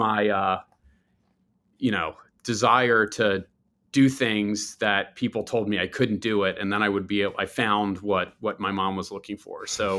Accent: Baltimore, Maryland, United States; I'm from a pretty large family. I have six brothers and sisters. I grew up in Baltimore, which, you know, it's my favorite place on earth.

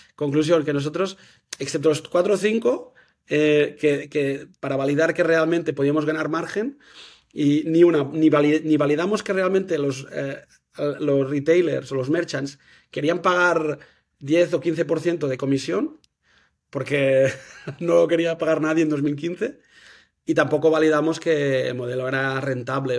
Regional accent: Manresa, Catalonia, Spain; now in Girona, Spain; Soy de Manresa

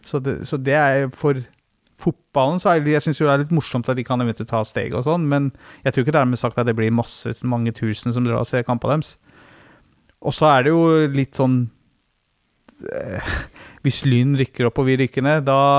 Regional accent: Løten, Innlandet, Norway; Kall det klubben eh, der jeg vokste opp

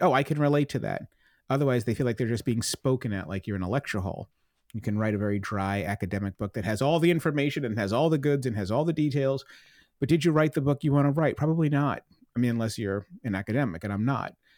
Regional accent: Plymouth, Massachusetts, United States; I grew up in Plymouth

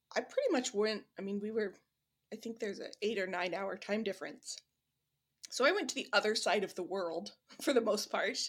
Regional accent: Midwest, United States; also born or lived in Switzerland; I'm from the Midwest

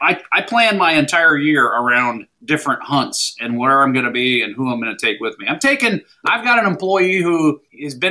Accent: Anchorage, Alaska, United States; also born or lived in Minnesota / Washington, D.C. area; now in Florida, United States; I was born and raised in Anchorage, Alaska.

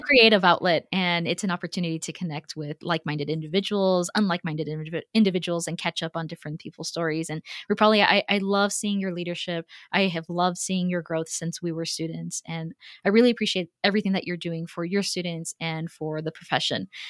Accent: Texas, United States; also born or lived in Houston; as a Texan, and, and you know, having lived in Houston for a few years

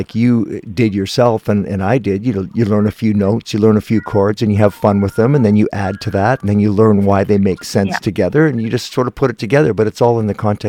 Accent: Guelph, Ontario, Canada; moved away; I'm from Guelph originally, so I had lots of family around there. Still do.

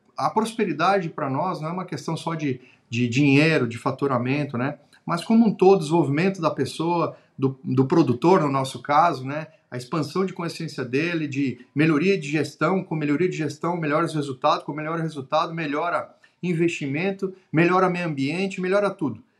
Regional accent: Xanxerê, Santa Catarina, Brazil; also born or lived in Florianópolis; sou do interior do estado de Santa Catarina, de uma cidade chamada de Xanxerê

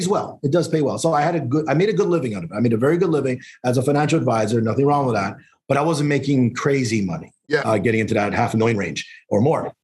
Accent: Calgary, Alberta, Canada; moved away as an adult; also born or lived in Montreal, Canada; now in Toronto, Canada; born in Montreal, grew up in Calgary, moved out in Toronto back in 94.

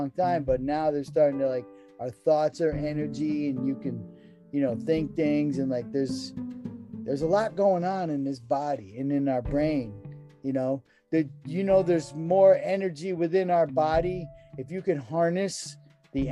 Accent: New England, United States; moved away; I was raised in New England, like beef and potatoes

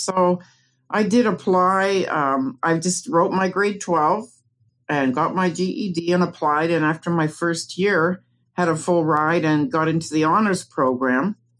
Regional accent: Canada; moved away as an adult; now in United States; Well, I moved to the USA from Canada, I think it was in 1995, as a way to find an area where my son had really bad asthma and allergies, where he could live better. And we ended up in the Ozarks

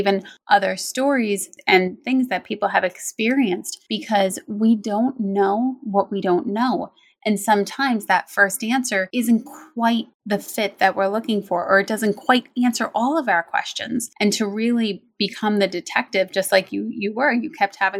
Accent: United States; also born or lived in New Jersey; I actually grew up in New York and New Jersey

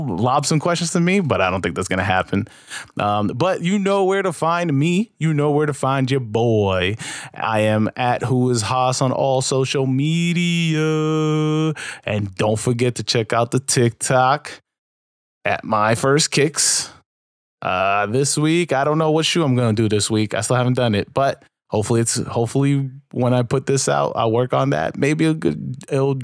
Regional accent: New York City, New York, United States; in my hometown of New York

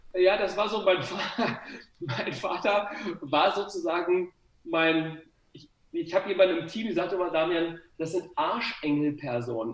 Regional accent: Gifhorn, Lower Saxony, Germany; ich komme aus Gifhorn, also eigentlich nur 20 Kilometer von dir weg.

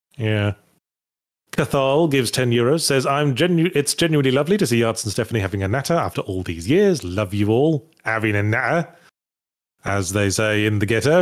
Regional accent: Midlands, United Kingdom; I'm from the Midlands

